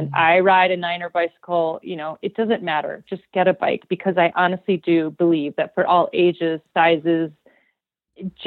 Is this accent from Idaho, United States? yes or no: yes; Idaho, United States; my hometown